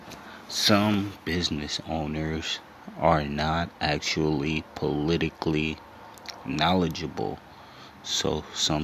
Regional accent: Los Angeles, California, United States; Growing up in Los Angeles

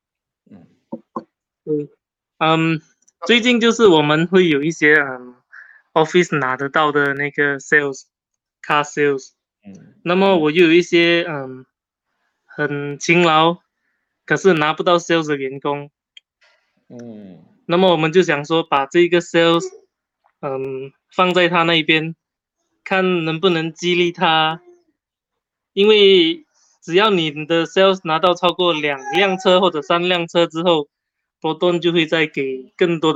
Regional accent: Malacca, Malaysia; 我是来自马六甲。

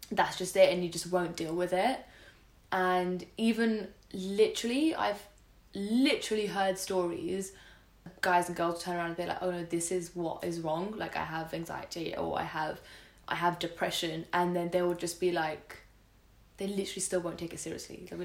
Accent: India; and we're both like you and I, we're we're Indian.

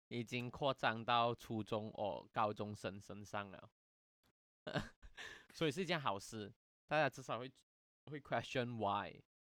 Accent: Malaysia; 我们不能申请马来西亚本土国立大学，呃，继续升学，因为我们的那个毕业文凭是不受认可的

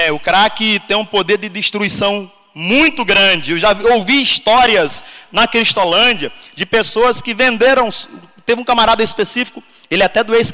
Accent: Petrolina, Pernambuco, Brazil; moved away; eu sou natural da, de Petrolina, Pernambuco. Quem conhece aqui eu já ouviu falar de Petrolina, Pernambuco. Show de bola. Então sou dessa cidade, sou da terrinha, nordestino.

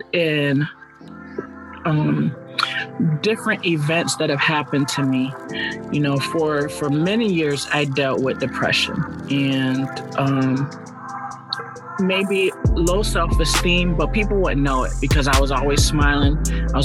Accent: Hartford, Connecticut, United States; Born and raised in Connecticut, only child.

